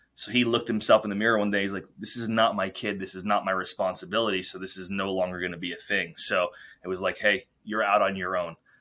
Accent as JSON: {"language": "English", "region": "New York", "country": "United States", "tie": "born or raised there", "said": "We, we grew up in New York"}